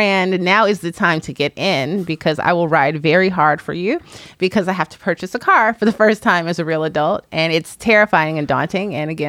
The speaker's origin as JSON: {"language": "English", "town": "Chicago", "region": "Illinois", "country": "United States", "tie": "born or raised there", "also_born_or_lived": "Washington, D.C. / New York", "moved": "as an adult", "lives_now": "Los Angeles, United States", "said": "I'm new to California. I live in the greater Los Angeles area. And I grew up in Chicago, spent my adulthood in Washington, D.C. and New York."}